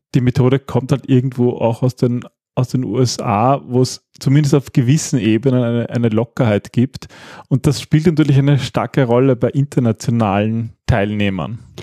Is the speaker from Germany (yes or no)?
no; Austria; wir Österreicher